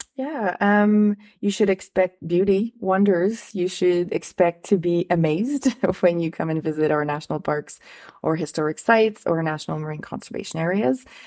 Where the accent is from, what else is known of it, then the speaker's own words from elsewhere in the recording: Ottawa, Ontario, Canada; I'm from Ottawa